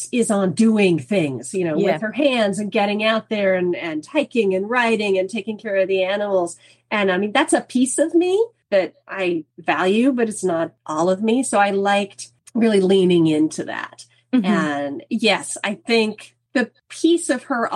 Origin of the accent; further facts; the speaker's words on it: Kansas, United States; moved away as an adult; I grew up in Kansas.